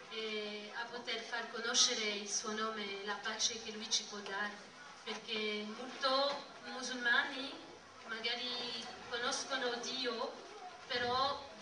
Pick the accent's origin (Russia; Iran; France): France; Nice, Provence-Alpes-Côte d'Azur; Italian is a second language; also born or lived in Dijon, France; vengo da, da Nizza in Francia e mi sono convertita 12 anni fa nella città di Dijon